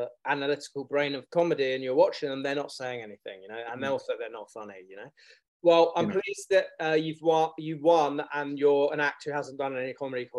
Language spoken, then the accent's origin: English; London, United Kingdom; I am from London. I grew up in London.